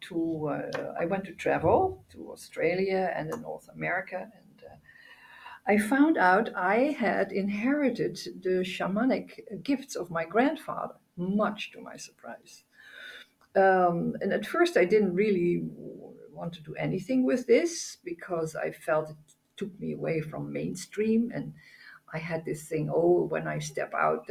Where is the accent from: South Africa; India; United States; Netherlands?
Netherlands; I'm from the Netherlands, born here